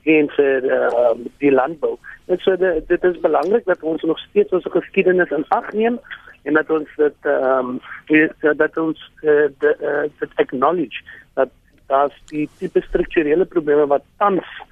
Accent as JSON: {"language": "Afrikaans", "country": "South Africa", "said": "ons as Suid-Afrikaners"}